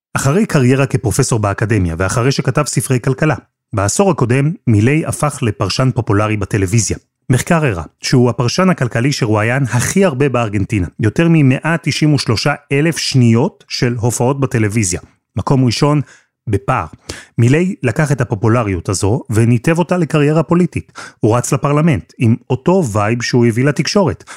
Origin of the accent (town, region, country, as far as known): Israel